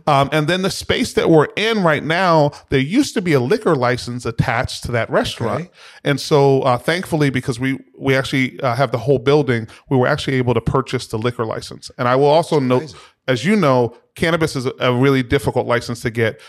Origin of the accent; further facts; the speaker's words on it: Boston, Massachusetts, United States; we grew up in the Roxbury section of the city of Boston. So um, I'm from, as we would note, the berry, but not the fruit